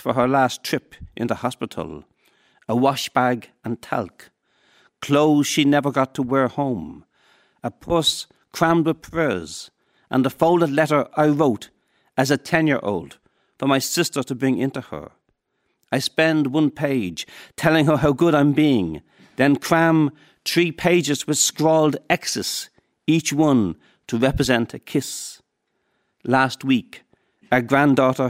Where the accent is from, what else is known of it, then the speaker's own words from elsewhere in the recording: Dublin, Leinster, Ireland; we're from Finglas